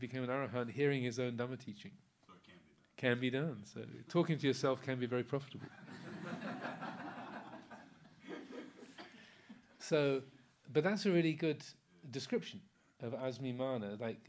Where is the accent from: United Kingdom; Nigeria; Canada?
United Kingdom; England; I'm English, I've got an American passport as well